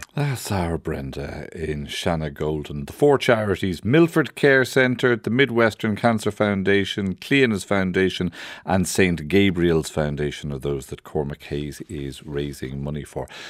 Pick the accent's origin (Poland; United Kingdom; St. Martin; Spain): Poland; now in Ireland; Originally, I'm from Poland